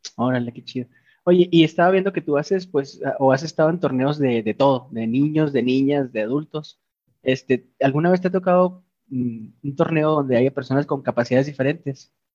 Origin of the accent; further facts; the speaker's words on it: Chihuahua, Mexico; Nosotros los, los de Chihuahua somos chihuahuenses